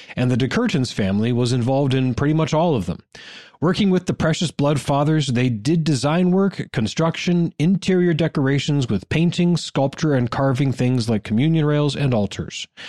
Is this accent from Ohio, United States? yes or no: yes; eastern Ohio, United States; I grew up in Ohio, but I never heard of this region of my own home state